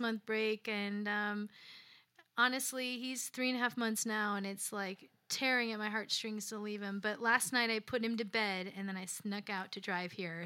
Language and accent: English; Lansing, Illinois, United States; moved away as an adult; also born or lived in Chicago, Illinois; now in Nashville, United States; I'm from the south side of Chicago, a suburb called Lansing, Illinois